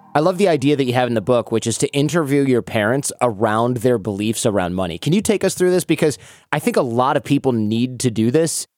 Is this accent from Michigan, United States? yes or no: yes; Detroit, Michigan, United States; moved away; growing up in Detroit, I didn't know anybody who owned a business